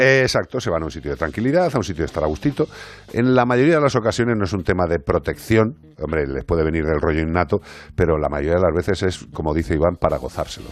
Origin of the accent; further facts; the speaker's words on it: Galicia, Spain; soy gallego